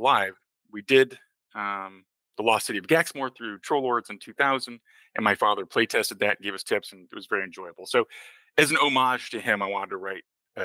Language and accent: English; Lake Geneva, Wisconsin, United States; Lake Geneva, Wisconsin, my hometown